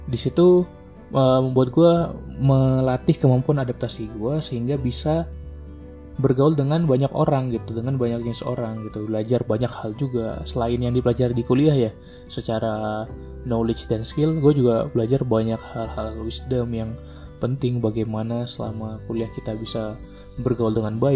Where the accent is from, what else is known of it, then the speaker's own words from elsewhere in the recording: Medan, North Sumatra, Indonesia; moved away; also born or lived in Bandung; Karena gue juga merantau gitu kan, gue dari Medan ke Bandung, gue merantau menemukan banyak kultur baru, gitu, menemukan banyak orang-orang baru.